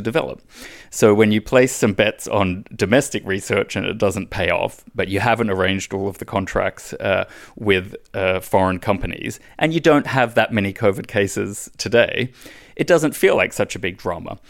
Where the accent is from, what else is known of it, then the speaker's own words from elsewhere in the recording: Australia; moved away; my home country, Australia